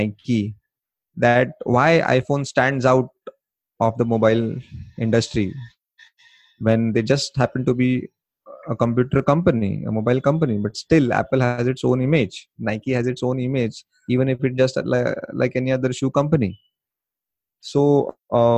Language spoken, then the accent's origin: English; India; accent: Indian; my Indian accent